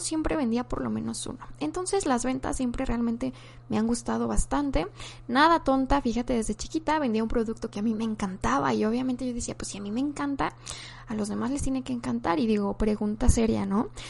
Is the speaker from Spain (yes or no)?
no; Mexico; also born or lived in Guadalajara, Jalisco; soy mexicana, tengo 24 años y actualmente vivo en la ciudad de Guadalajara, Jalisco.